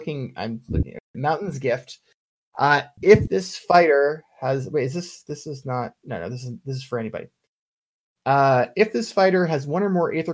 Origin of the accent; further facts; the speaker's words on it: United States; I'm an American